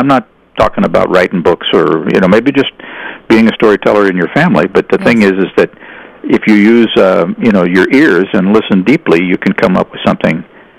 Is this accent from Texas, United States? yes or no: no; St. Louis, Missouri, United States; moved away as an adult; I grew up in St. Louis